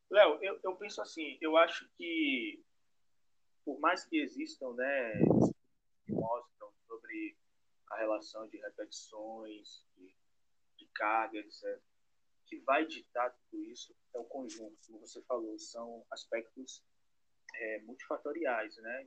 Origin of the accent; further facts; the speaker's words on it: Salvador, Bahia, Brazil; sou de Salvador, Bahia